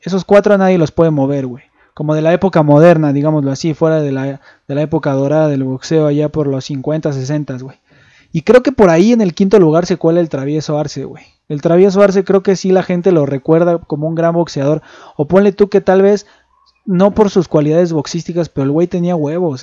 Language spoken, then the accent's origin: Spanish; Mexico; el público que más consume boxeo somos los mexicanos